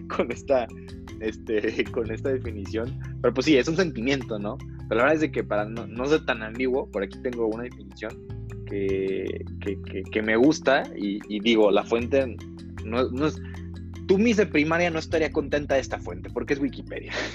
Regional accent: Guadalajara, Jalisco, Mexico; also born or lived in Monterrey, Nuevo León; soy originario de Monterrey, Nuevo León. pero toda mi vida en Guadalajara, Jalisco

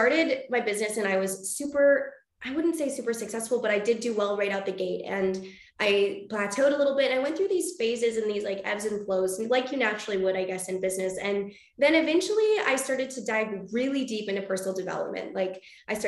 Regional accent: British Columbia, Canada; now in Vancouver, Canada; I was originally born in like a really small town about 4 hours outside

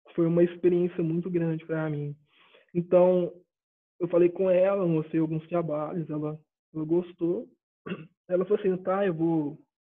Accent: Ituverava, São Paulo, Brazil; sou de Ituverava, interior de São Paulo, uma cidade que ninguém conhece, é o fim do mundo aqui

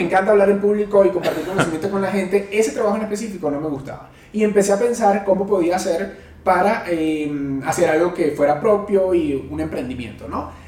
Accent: Venezuela; moved away as an adult; now in Mexico City, Mexico; ya tengo seis años viviendo en Ciudad de México, soy venezolano

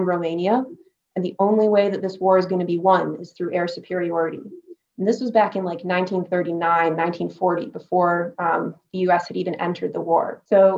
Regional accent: Michigan, United States; also born or lived in Texas; I grew up in Michigan

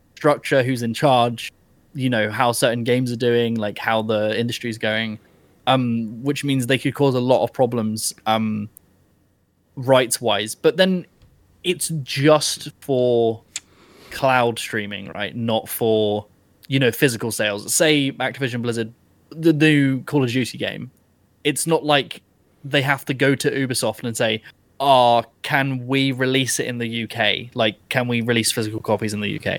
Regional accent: United Kingdom; I'm British.

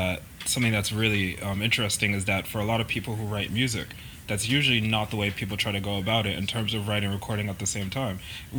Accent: England, United Kingdom; now in United States; I grew up in England as well, and it's something that I miss every day because it's very much home to me.

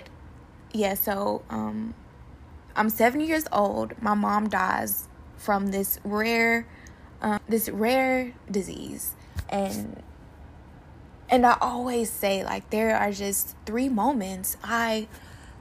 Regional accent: Macon, Georgia, United States; now in Kansas City, United States; I am originally from Macon, Georgia

